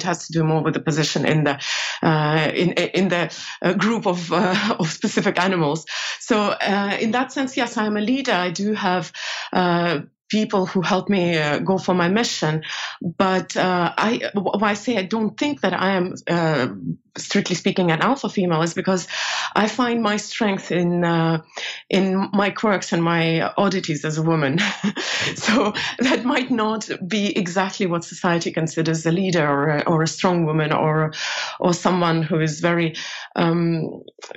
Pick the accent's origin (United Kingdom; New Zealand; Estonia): Estonia; moved away as an adult; also born or lived in New York, United States / Asia; now in Europe; I made a career here pretty quickly, not in Soviet Union, obviously. It's collapsed by the time I was grown, but in Estonia.